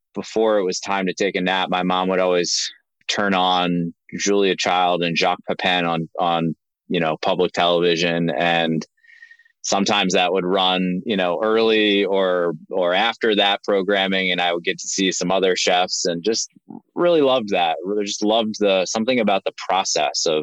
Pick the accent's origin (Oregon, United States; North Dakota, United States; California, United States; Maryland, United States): Maryland, United States; Linthicum; moved away; We grew up in Maryland, right outside of Baltimore in a town called Linthicum